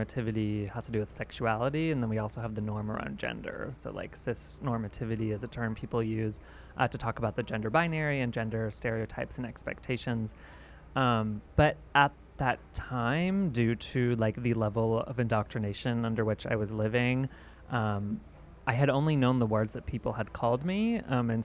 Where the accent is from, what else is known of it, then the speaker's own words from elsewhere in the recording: Riverside, California, United States; moved away as an adult; I'm originally from a pretty small conservative religious town in Southern California.